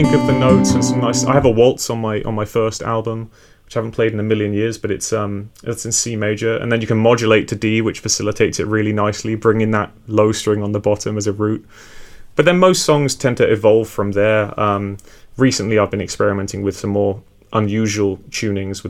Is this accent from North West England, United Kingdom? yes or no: no; Hampshire, Surrey area, South East England, United Kingdom; moved away as an adult; also born or lived in West Country / Bath; now in Bristol, United Kingdom; I was born in the West Country where I am now, grew up in sort of Hampshire, Surrey area, and then went to university and stayed around the Bath